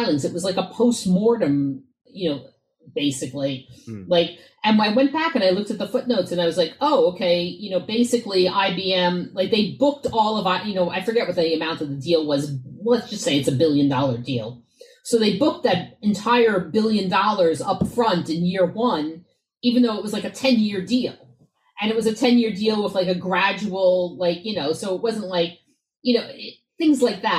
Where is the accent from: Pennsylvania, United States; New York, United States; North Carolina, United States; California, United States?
New York, United States; I grew up in New York in the 80s